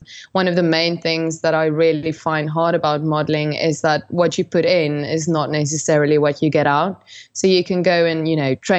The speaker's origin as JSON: {"language": "English", "country": "South Africa", "tie": "born or raised there", "said": "I grew up in South Africa in quite a conservative household"}